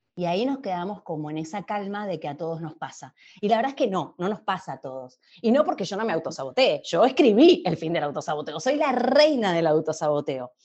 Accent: Argentina; Yo soy argentina, viviendo en Argentina.

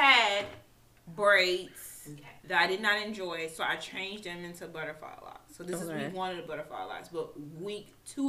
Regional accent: Highland Park, Michigan, United States; also born or lived in Detroit; I was raised in Highland Park

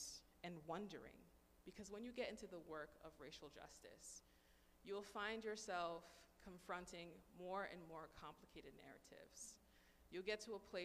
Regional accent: United States; growing up in the American school system

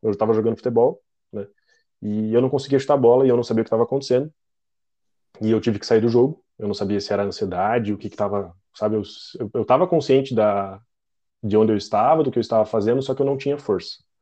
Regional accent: Curitiba, Paraná, Brazil; sou de Curitiba

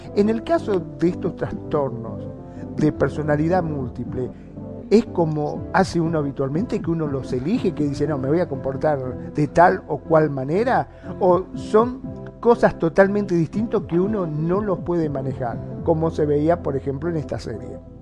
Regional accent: Argentina; aquí en mi país, en Argentina

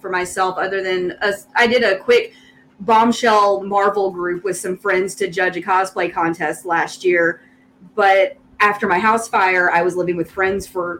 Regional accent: the South, United States; accent: Southern; My Southern accent comes through too much

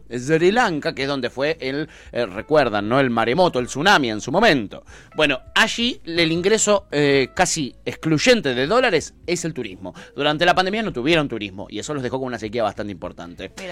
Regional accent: Argentina; tu, acento, ¿de dónde sos? Eh, de Argentina

